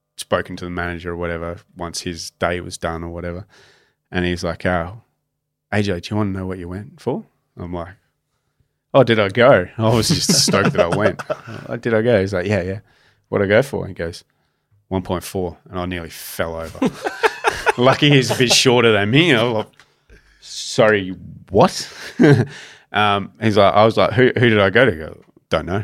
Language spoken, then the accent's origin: English; Australia; as a cricketer growing up in Australia, your dream of playing in a boxing day test or playing at the M C G